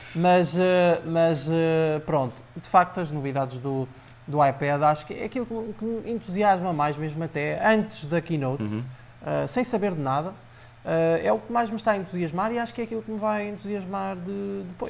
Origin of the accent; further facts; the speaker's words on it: Aveiro District, Portugal; Eu sou de Oliveira das Mães, mais propriamente distrito de, de Aveiro